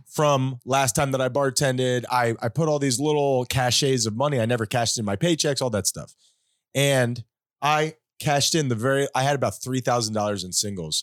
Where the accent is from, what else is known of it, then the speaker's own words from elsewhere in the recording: Hollywood, United States; we were growing up in Hollywood, we were not well off